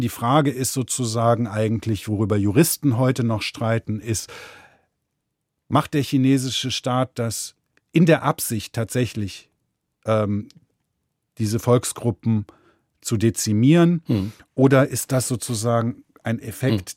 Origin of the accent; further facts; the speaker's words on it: Germany; ich bin Deutscher